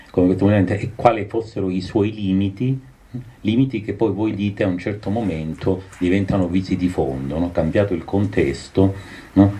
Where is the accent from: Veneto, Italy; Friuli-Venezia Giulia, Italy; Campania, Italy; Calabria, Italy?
Calabria, Italy; essendo calabrese di quella, di, di quella costa, non di quella provincia